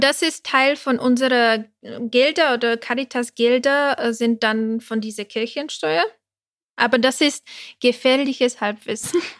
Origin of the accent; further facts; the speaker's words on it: Prague, Czechia; German is a second language; moved away as an adult; now in Germany; ich habe polnische Eltern, aber ich bin in mhm. Tschechien mhm. groß geworden, also in Prag